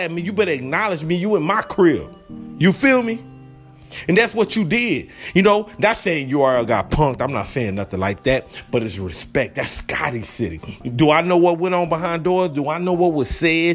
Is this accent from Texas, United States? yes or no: yes; Texas, United States; I'm from Texas